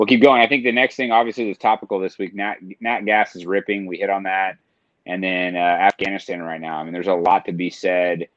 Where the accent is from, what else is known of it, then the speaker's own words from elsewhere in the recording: Tulsa, Oklahoma, United States; I grew up in Tulsa